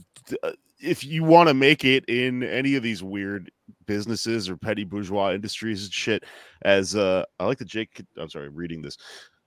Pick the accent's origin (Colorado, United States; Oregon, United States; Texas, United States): Texas, United States; Houston; moved away as an adult; also born or lived in Austin, Texas; now in Brooklyn, United States; I grew up in Houston. Moved to Austin to go to college